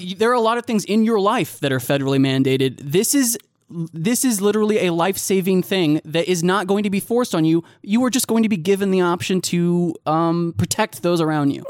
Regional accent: United States; as an American

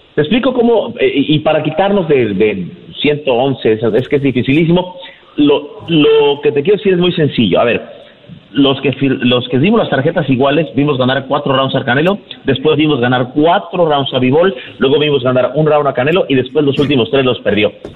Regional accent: Mexico; parte de lo que sentimos como mexicanos

